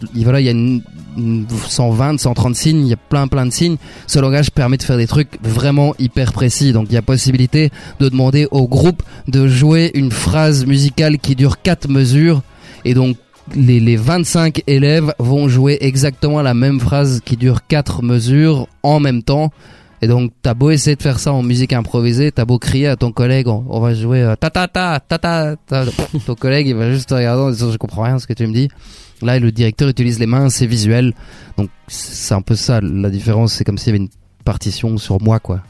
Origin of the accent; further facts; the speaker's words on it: Paris, Île-de-France, France; moved away as an adult; now in Brussels, Belgium; j'ai grandi à Paris